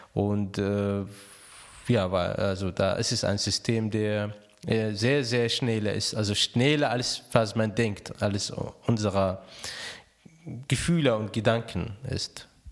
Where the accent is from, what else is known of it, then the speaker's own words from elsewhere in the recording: Raqqa, Raqqa Governorate, Syria; German is a second language; moved away as an adult; also born or lived in Alexandria, Egypt; now in Cologne, Germany; ich bin in Raqqa geboren, also Raqqa liegt am, äh, Euphrat direkt